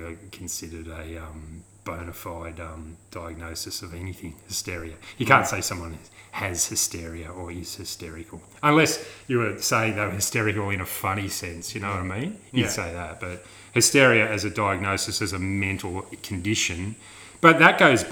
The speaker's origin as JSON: {"language": "English", "town": "Sydney", "region": "New South Wales", "country": "Australia", "tie": "born or raised there", "said": "where I grew up in Sydney"}